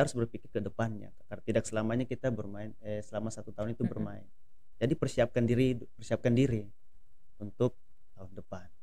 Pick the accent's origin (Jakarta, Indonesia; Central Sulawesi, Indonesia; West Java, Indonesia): Central Sulawesi, Indonesia; Palu; moved away; kampung saya kena di Palu